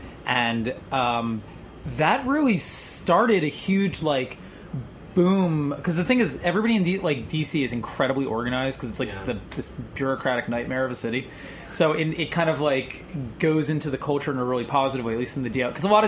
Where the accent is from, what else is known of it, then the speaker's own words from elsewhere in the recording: Philadelphia, Pennsylvania, United States; moved away; I'm from Philly originally.